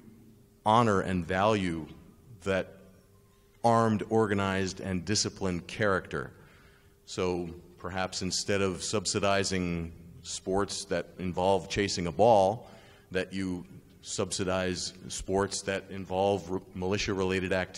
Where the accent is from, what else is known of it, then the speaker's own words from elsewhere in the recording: United States; also born or lived in Japan; I'm an American